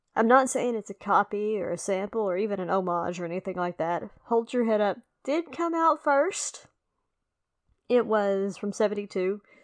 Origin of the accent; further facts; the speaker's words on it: the South, United States; accent: southern or country; somebody who has a real southern or country accent. You know, not that mine is a deep south accent either.